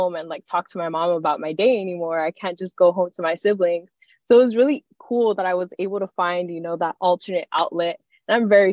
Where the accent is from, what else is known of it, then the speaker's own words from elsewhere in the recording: Southern California, United States; moved away as an adult; now in San Francisco Bay Area, United States; I'm from Southern California. I'm a Golden State girl, lived in the sun